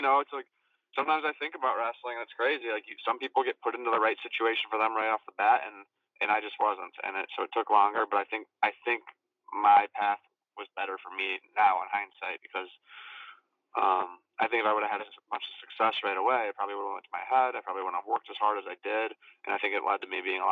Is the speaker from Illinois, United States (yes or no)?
yes; Illinois, United States; moved away as an adult; also born or lived in Florida; I'm from Illinois, but my parents had moved down to Florida during my sophomore year of college when I was 19